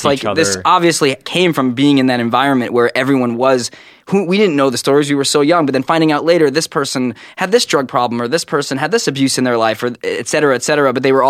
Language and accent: English; Brooklyn, New York, United States; I was born in the Brooklyn Hospital in a very black neighborhood.